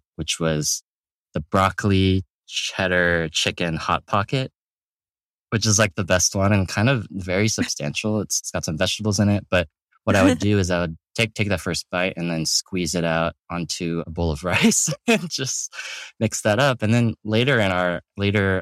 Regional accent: Atlanta, Georgia, United States; moved away as an adult; I grew up in Atlanta, Georgia, in the suburbs.

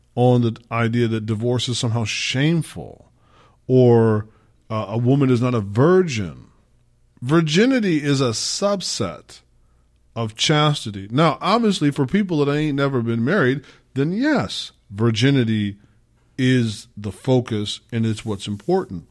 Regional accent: Midwest, United States; I got my culture as an American, as a Black American, as a Midwesterner.

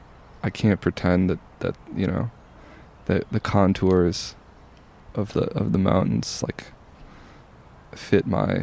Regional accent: Driftless Area, United States; moved away; particularly to the area where I grew up, I've always felt that there's some sort of like deep, geological imprint there mm-hmm. that, specifically in the Driftless

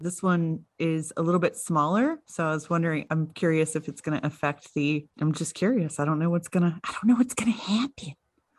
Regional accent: United States; I'm American.

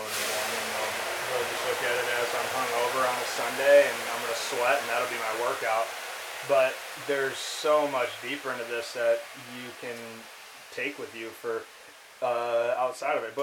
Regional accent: Farmington, Michigan, United States; moved away; I grew up in Farmington, Michigan, outside Detroit

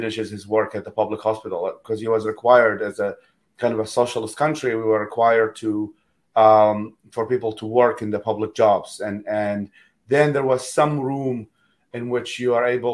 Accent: Baghdad, Baghdad Governorate, Iraq; moved away as an adult; also born or lived in Hilla, Babylon, Iraq; now in United States; I was born in Babylon, and then I was raised in Baghdad, the capital

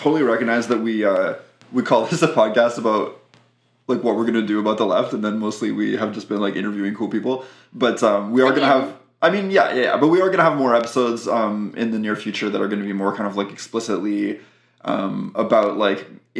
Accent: Quebec, Canada; I'm Quebecois. I'm definitely Quebecois.

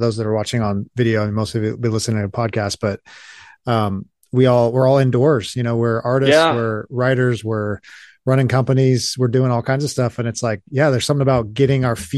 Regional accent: Los Angeles, California, United States; moved away; I'm originally from Los Angeles

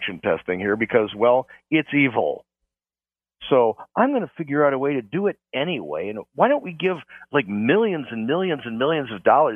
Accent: Chicago, Illinois, United States; I'm from Chicago

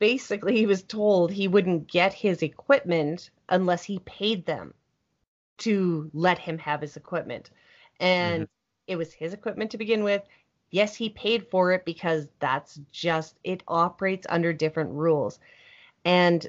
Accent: Canada; as a Canadian

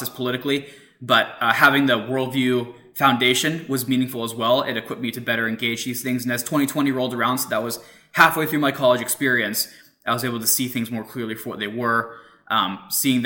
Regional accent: Pittsburgh, Pennsylvania, United States; So I grew up in Pittsburgh, so the other side of Pennsylvania

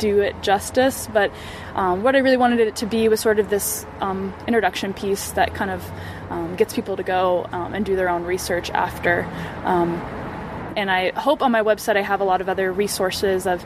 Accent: Bay Area, California, United States; I grew up in the Bay Area

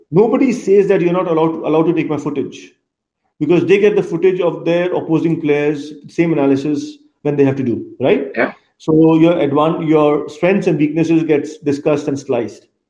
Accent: Kolkata, West Bengal, India; I come from India. Yeah. Uh, grew up in a eastern part of the country in Kolkata.

